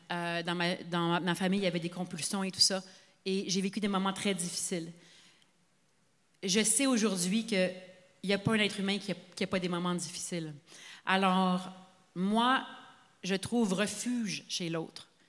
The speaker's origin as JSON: {"language": "French", "town": "Sainte-Adèle", "region": "Quebec", "country": "Canada", "tie": "born or raised there", "said": "moi, je suis enfant unique, puis j'ai grandi à Saint-Adèle de 0 à 4 ans."}